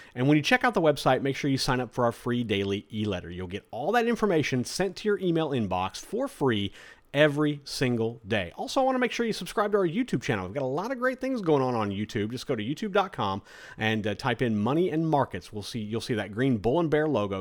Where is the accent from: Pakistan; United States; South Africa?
United States; Florida; my home state of Florida